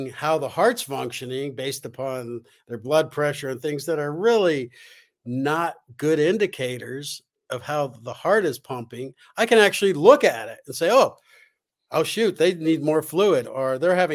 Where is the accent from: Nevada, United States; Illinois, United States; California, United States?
California, United States; Los Angeles; I grew up in Los Angeles